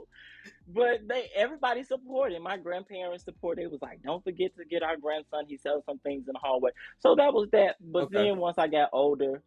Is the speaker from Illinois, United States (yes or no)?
yes; Chicago, Illinois, United States; I grew up in the Chicagoland area. Shout out to Chicago